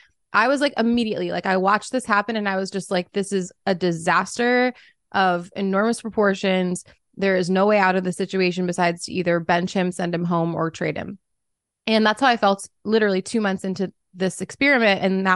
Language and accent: English; New York, United States; also born or lived in Minneapolis; I'm originally from New York, but okay. I lived in Minnesota for like a decade in Minneapolis.